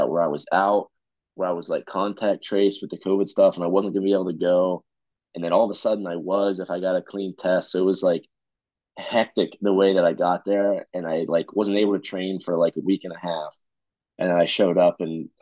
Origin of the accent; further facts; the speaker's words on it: Pennsylvania, United States; now in Raleigh, United States; I grew up in Pennsylvania